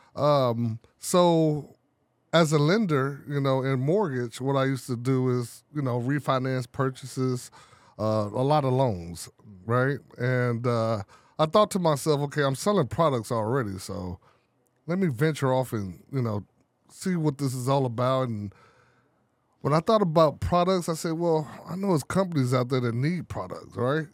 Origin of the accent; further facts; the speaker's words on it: Chicago, Illinois, United States; I'm from Chicago, the poor part of the city